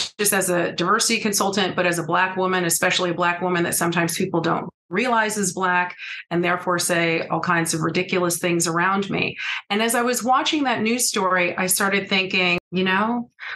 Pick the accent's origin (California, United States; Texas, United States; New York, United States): California, United States; also born or lived in Grenada; I'm originally from California